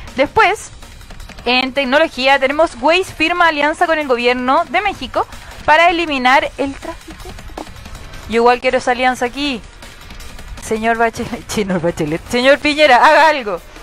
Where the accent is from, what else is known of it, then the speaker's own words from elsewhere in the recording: Arica, Arica y Parinacota, Chile; yo soy de Arica